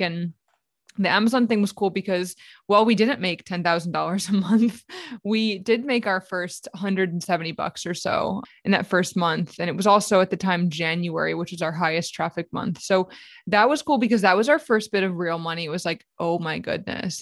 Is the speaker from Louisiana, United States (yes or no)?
yes; New Orleans, Louisiana, United States; I'm from New Orleans